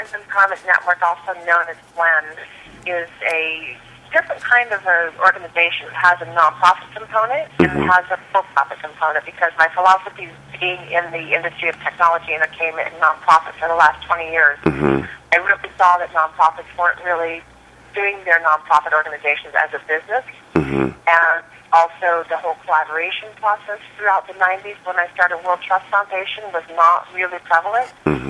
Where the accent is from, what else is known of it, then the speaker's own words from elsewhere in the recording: Des Moines, Iowa, United States; also born or lived in New York / San Francisco / Los Angeles; I'm originally from Des Moines, Iowa, believe it or not, but I did live in New York and San Francisco and L.A., and I've traveled all over the world